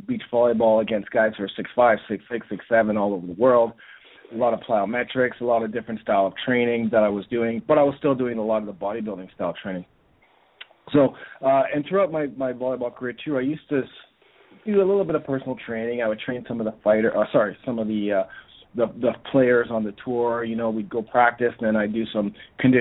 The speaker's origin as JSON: {"language": "English", "town": "Toronto", "region": "Ontario", "country": "Canada", "said": "I'm here from Toronto, Canada"}